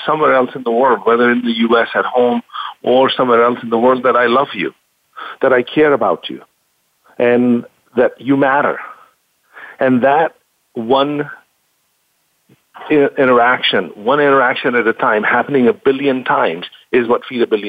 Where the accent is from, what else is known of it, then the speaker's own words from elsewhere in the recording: India; moved away; I grew up in India